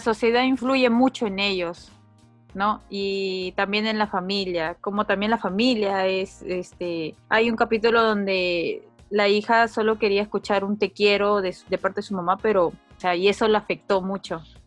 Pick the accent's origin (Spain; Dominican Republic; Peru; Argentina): Peru; now in Japan; en mi país, en, en Perú